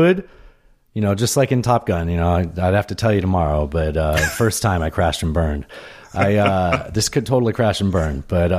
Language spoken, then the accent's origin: English; San Diego, California, United States; also born or lived in Pueblo, United States; I was born in Pueblo. I was raised in San Diego. My dad lived in Colorado up in Denver. So I was there all the time.